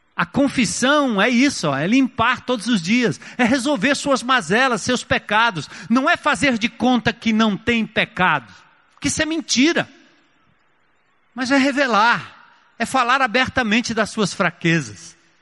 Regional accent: São Paulo, Brazil; also born or lived in Grand Rapids, Michigan, United States; eu saí de São Paulo em 1980 para estudar fora, lá na América

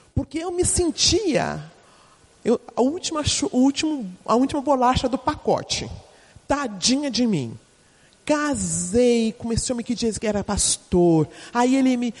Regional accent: São Paulo, Brazil; eu sou paulistana

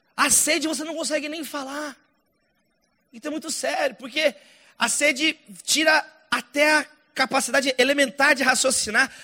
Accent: Brazil; isso aqui está na minha terra

